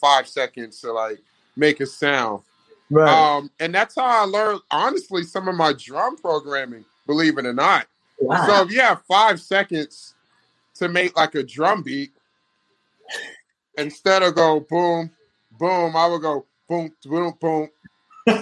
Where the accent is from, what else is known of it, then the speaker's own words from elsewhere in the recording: Virginia Beach, Virginia, United States; moved away; growing up in Virginia Beach